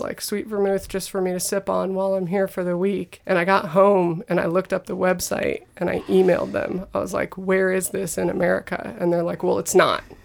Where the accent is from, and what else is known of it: United States